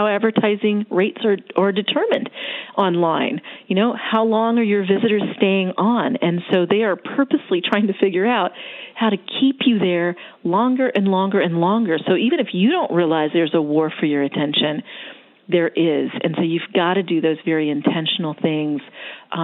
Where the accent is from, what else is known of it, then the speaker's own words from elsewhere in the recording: Florida, United States; now in Atlanta, United States; I was born in Florida. I'm a beach girl